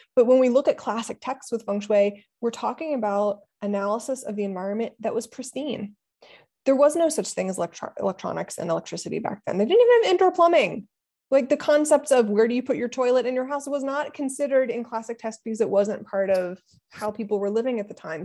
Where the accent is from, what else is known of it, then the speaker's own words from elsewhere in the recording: Ohio, United States; moved away; also born or lived in Pennsylvania; I'm from Ohio